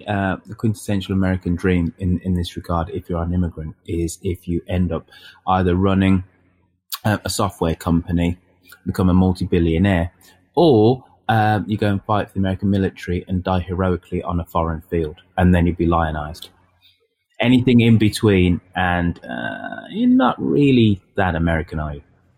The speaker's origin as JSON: {"language": "English", "region": "England", "country": "United Kingdom", "said": "because we are English here, maths not math"}